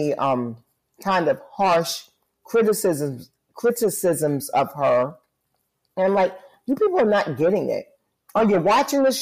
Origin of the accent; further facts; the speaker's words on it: New York City, New York, United States; born and raised in New York City